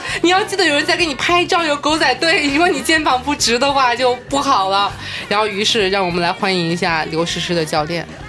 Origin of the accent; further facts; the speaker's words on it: Guangdong, China; 我是广东人嘛